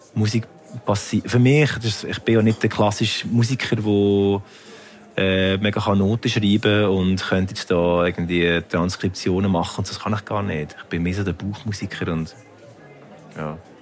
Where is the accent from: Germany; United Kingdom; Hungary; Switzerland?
Switzerland; Lucerne; ich bin natürlich in Luzern aufgewachsen, also im sehr Kanton katholisch